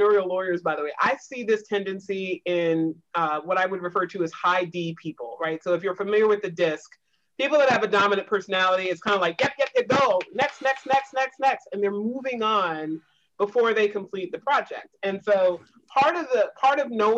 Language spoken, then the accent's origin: English; the South, United States; I grew up in the South in a Navy town.